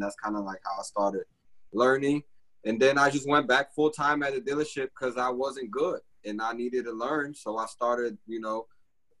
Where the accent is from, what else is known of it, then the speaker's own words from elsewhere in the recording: Atlanta, Georgia, United States; also born or lived in Brazil; I grew up here in Atlanta, came from Brazil when I was 10.